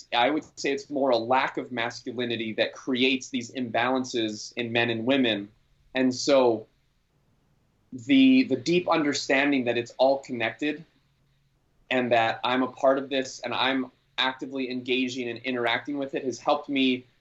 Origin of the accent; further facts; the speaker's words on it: Maui, Hawaii, United States; I grew up here on Maui